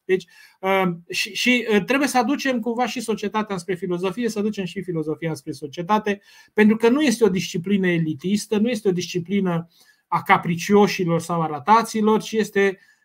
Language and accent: Romanian; Romania; noi uh, ca români